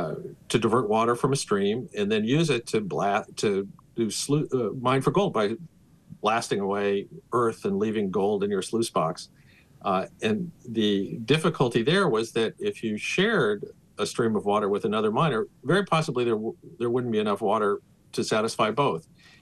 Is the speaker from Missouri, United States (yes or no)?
yes; Kansas City, Missouri, United States; I grew up in Kansas City on the Missouri River.